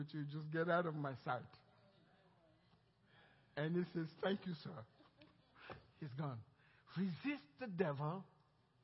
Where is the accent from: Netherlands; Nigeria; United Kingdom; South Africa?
Nigeria; now in Cypress, United States; The way I was raised in Nigeria speaking broken English.